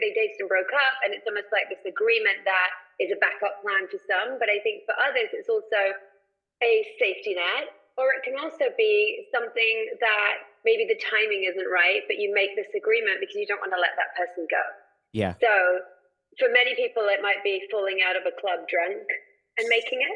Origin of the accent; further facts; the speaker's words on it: England, United Kingdom; now in United States; I'm from England originally, yes. but I've been in the States. I'm actually a citizen now.